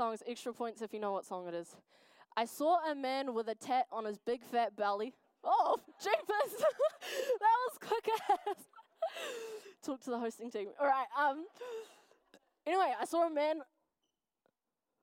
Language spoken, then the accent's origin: English; Wellington, New Zealand; now in Dunedin, New Zealand; I am from Wellington. Good times. I'm from a little place called Nainai. Yes, in the ghetto.